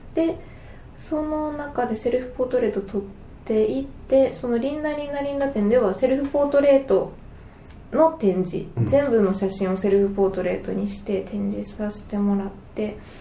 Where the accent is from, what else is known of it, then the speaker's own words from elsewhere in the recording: Tokushima, Japan; 特に地元が徳島なので